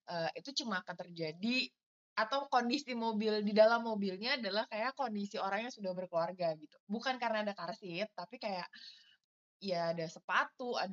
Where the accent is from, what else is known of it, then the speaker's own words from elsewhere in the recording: South Jakarta, Jakarta, Indonesia; sama yang kedua kan saya anak Jakarta Selatan banget ya.